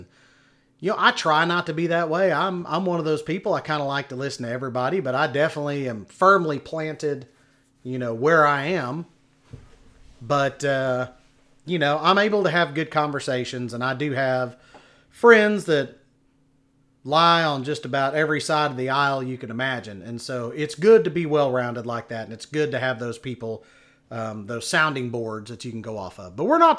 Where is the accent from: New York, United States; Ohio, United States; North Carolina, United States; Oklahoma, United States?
Oklahoma, United States; Oklahoma City; born there; now in Texas, United States; I've lived here most of my life. But, yeah, I was born in Oklahoma City.